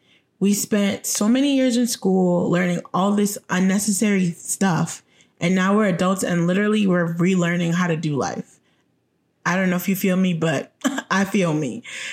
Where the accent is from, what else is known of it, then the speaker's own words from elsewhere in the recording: Jamaica; born there; Oh, I'm Jamaican by birth.